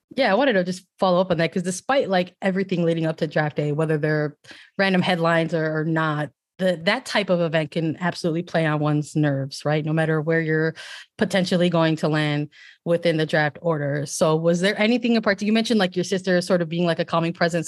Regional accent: Chicago, Illinois, United States; I'm from Chicago

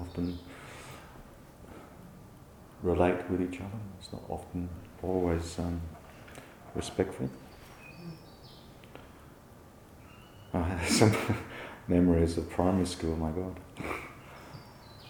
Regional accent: England, United Kingdom; growing up in England in the 1960s

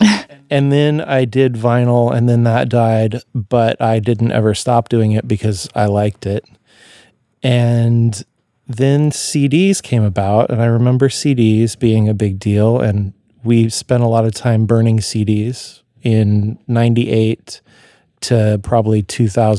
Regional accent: Eugene, Oregon, United States; also born or lived in Portland, Oregon; I grew up in Eugene also

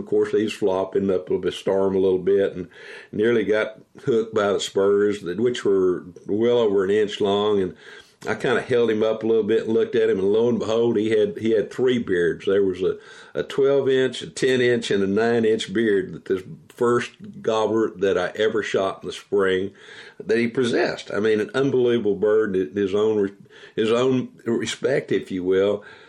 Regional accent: Texas, United States; growing up in Texas, living in Texas as a wildlife biologist

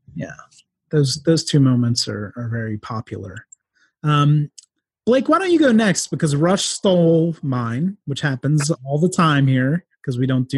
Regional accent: near Philadelphia, Pennsylvania, United States; I grew up near Philadelphia

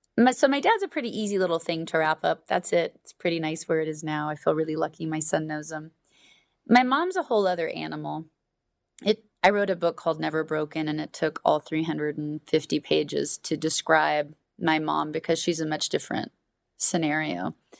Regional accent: Alaska, United States; I was raised in Alaska

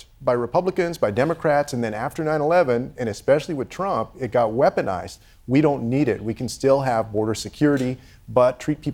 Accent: Texas, United States; my home state of Texas

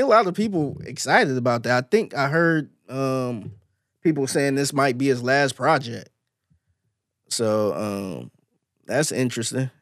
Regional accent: Cleveland, Ohio, United States; now in Houston, United States; I'm from Cleveland

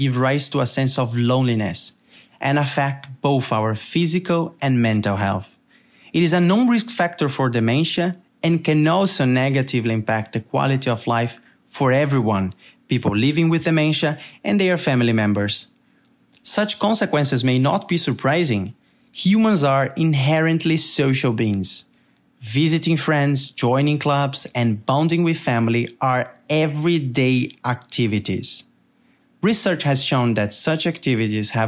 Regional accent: Brazil; accent: Brazilian; as you can tell by my accent, I am Brazilian

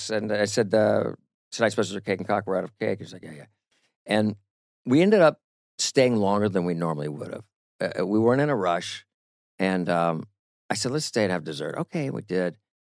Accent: Disneyland, California, United States; I grew up in the Disneyland

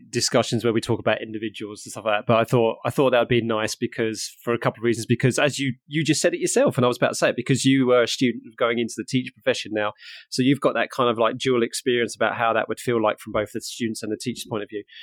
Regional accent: Harlow, East of England, United Kingdom; now in Norfolk, United Kingdom; I'm from Harlow in Essex, which is not too far away from Broxbourne

